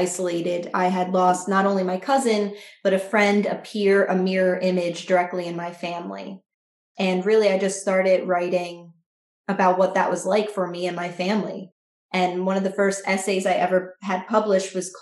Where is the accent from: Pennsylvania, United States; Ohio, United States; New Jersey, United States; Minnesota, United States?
New Jersey, United States; I am a writer from New Jersey